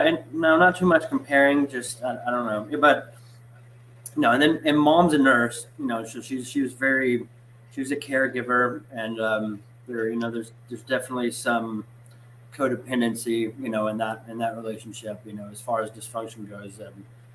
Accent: Knoxville, Tennessee, United States; I was born and raised in Knoxville, Tennessee

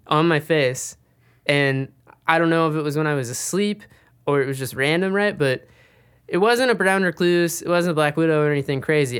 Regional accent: Mississippi, United States; moved away; also born or lived in San Diego; I'm originally from Mississippi, and I'd move out to San Diego

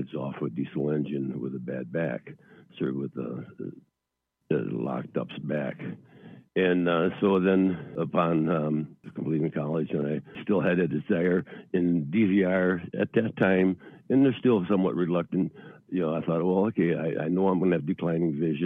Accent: central Wisconsin, United States; now in Eau Claire, United States; I was born and raised in central Wisconsin, a little town of Annawa.

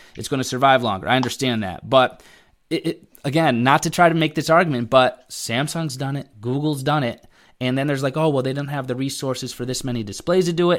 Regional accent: Connecticut, United States; But I live in Connecticut, born and raised in Connecticut.

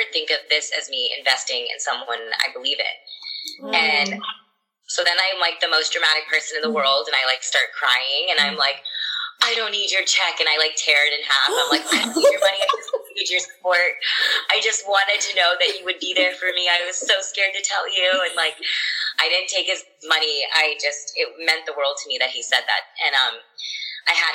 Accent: Texas, United States; I grew up in Texas and everyone around me had blonde hair

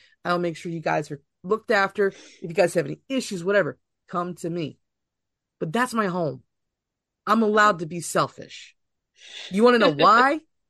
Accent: Delco, Pennsylvania, United States; moved away as an adult; now in Delaware, United States; moved to Delaware, but my family legitimately was born and raised in Philadelphia. I'm a Delco girl. I was born and raised in Delco.

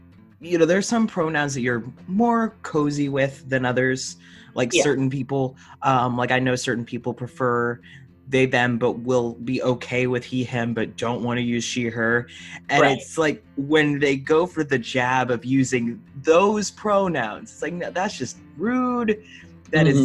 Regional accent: Indiana, United States; accent: twang; now in Florida, United States; I'm from Indiana. There's not a huge acting scene where I was from. I was born in a tiny little farm town

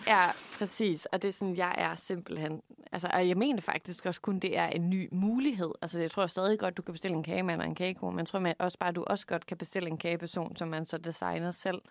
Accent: Funen, Southern Denmark, Denmark; vi er simpelthen fra Fyn begge

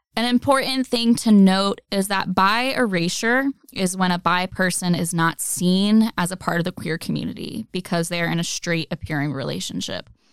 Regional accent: the South, United States; I grew up in the South

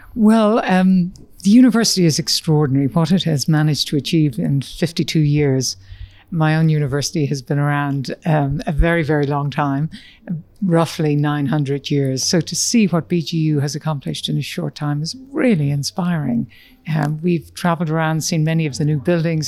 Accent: Ireland; moved away as an adult; also born or lived in Dublin, Ireland / United States; growing up in Ireland at a time when Northern Ireland was exploding in an environment in rural Ireland

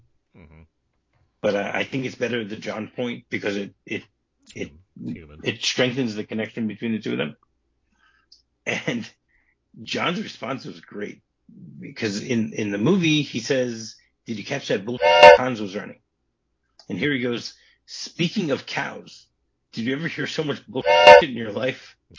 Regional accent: United States; now in Israel; when I grew up in America, so potato pancakes was what we had, latkes.

